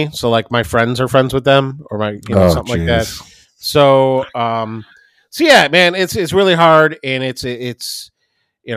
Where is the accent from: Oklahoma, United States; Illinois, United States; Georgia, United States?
Illinois, United States; Highland Park; moved away; I grew up in Highland Park.